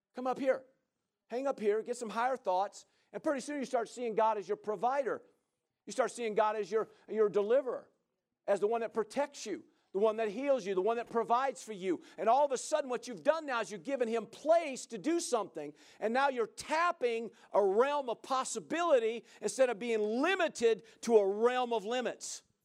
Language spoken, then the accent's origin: English; Midwest, United States; now in Central Oregon, United States; I grew up in the Midwest